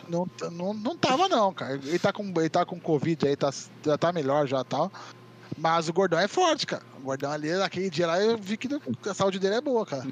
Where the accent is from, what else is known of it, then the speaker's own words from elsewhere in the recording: Itu, São Paulo, Brazil; Eu nasci em São Paulo, mas eu moro em Itu desde, desde pequeno. Meu pai é de Itu sou, sou, então eu falo que eu sou ituano